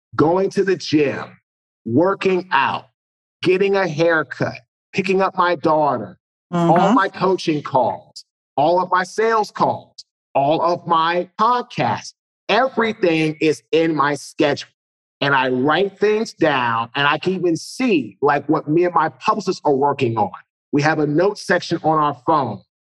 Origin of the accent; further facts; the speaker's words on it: Washington, District of Columbia, United States; So I'm originally from Washington, D.C.